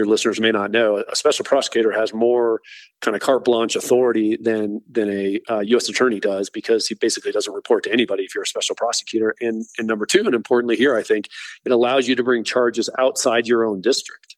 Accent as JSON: {"language": "English", "town": "Denver", "region": "Colorado", "country": "United States", "tie": "born or raised there", "said": "I was born right here in Denver"}